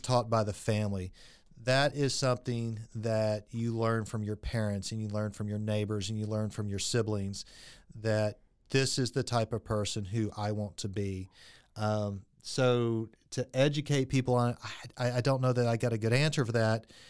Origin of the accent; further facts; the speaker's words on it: Friendswood, Texas, United States; I grew up in Friendswood, Texas